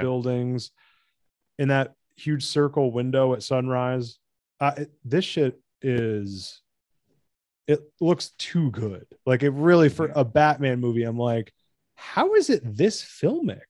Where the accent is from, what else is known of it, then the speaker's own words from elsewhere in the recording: United States; I'm American